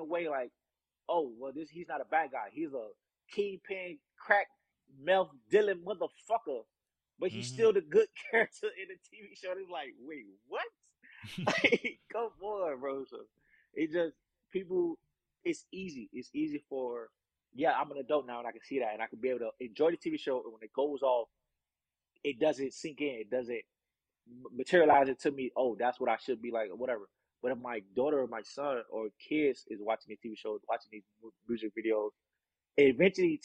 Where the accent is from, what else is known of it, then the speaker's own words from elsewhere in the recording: South Florida, United States; also born or lived in Georgia; I was born in Georgia, the country, but before I turned one, I was in Palm Beach, you know, South Miami and shit, South Florida.